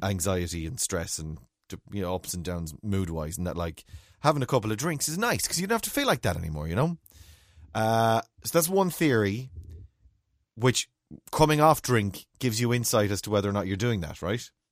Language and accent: English; Ireland; we're Irish